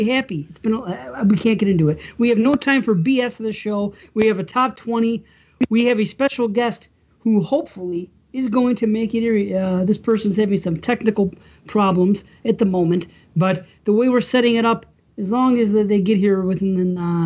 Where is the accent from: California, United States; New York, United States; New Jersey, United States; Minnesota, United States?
New York, United States; Buffalo; I'm from Buffalo